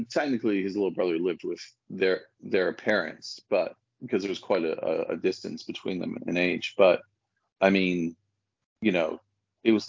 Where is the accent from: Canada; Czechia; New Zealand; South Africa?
Canada; Well, I grew up in Canada, and um, uh, but it was a very Britishy Canada, if that makes sense